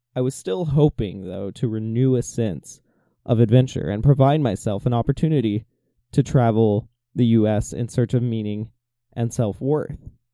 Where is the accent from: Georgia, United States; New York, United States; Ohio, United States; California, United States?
Georgia, United States; Atlanta; moved away as an adult; also born or lived in Spokane, Washington; I was homesick for my hometown of Atlanta